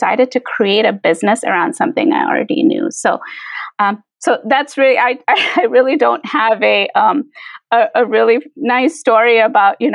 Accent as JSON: {"language": "English", "country": "India", "moved": "yes", "lives_now": "Chicago, United States", "said": "culturally, I'm from India"}